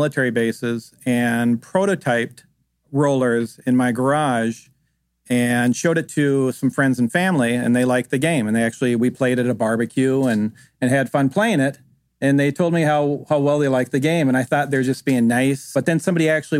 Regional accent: Minnesota, United States; moved away; I grew up in Minnesota where we played a lot of outdoor games

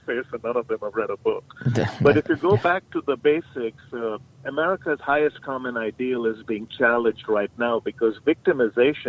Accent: India; moved away as an adult; now in United States; when I grew up in India

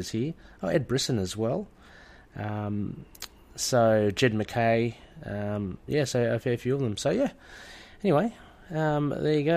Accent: Australia; I'm from Australia

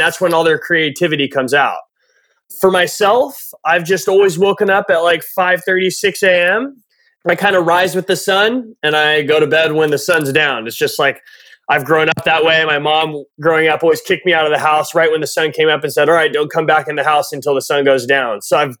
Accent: California, United States; I grew up part of my life in the mountains And this was full steam mountains, like living on the lake, massive trails everywhere, snowboarding, snow 6, 7, 8 months out of the year in Californ

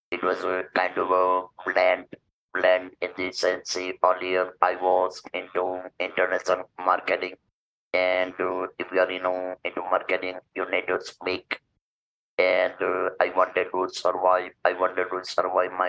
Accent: India; I'm from India.

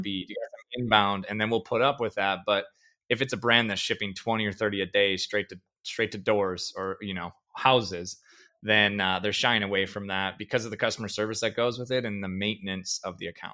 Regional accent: Perham, Minnesota, United States; now in Fargo, United States; I grew up in a town called Perm, Minnesota. It's an hour from Fargo

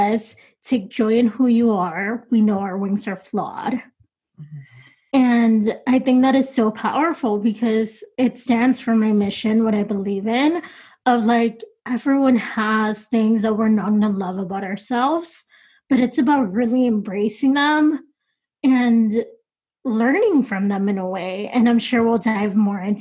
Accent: Texas, United States; moved away as an adult; now in Los Angeles, United States; I'm originally from Texas, but I've been living in LA for 6 years now

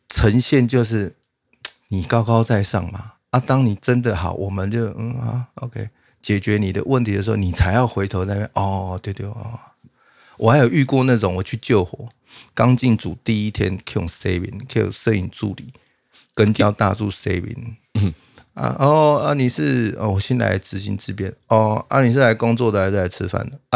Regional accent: Taiwan; 然后你跟他讲台湾

